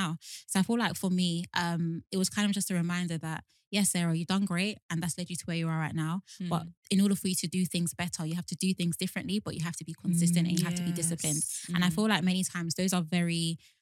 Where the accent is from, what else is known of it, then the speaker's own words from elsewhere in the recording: Nigeria; as a Nigerian